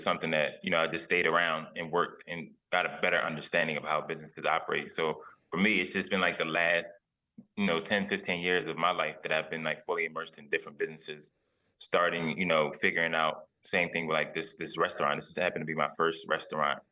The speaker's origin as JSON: {"language": "English", "town": "Philadelphia", "region": "Pennsylvania", "country": "United States", "said": "I'm from West Philly"}